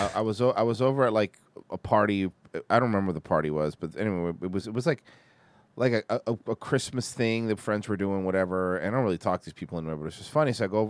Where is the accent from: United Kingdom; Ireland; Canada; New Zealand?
Canada; The best thing about being Canadian is not having about to worry about some wars.